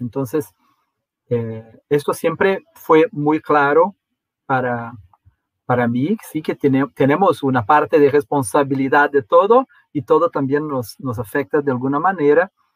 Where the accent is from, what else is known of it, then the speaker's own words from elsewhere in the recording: Brazil; somos un país muy monoglota en, en Brasil